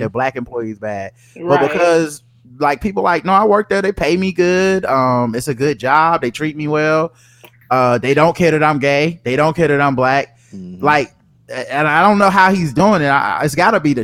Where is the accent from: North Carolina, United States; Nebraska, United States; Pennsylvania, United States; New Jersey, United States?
North Carolina, United States; We from North Carolina